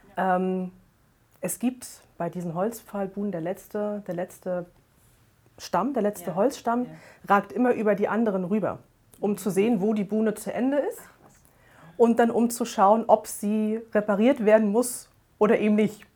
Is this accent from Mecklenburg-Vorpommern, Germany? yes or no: yes; Rostock, Mecklenburg-Vorpommern, Germany; Ich bin äh, am Wasser geboren und groß geworden. Also ursprünglich komme ich, komm ich aus Rostock ähm, Mecklenburg-Vorpommern, direkt an der Ostseeküste.